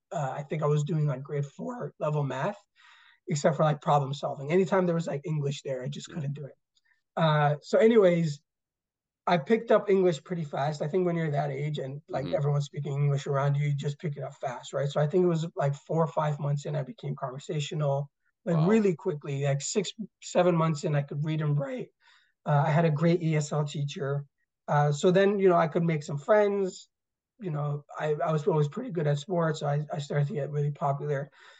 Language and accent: English; Iskenderun, Hatay, Turkey; born there; So I was born in Turkey, so Iskenderun, Turkey, which actually last, you know, a couple of months ago was really impacted by the earthquake there.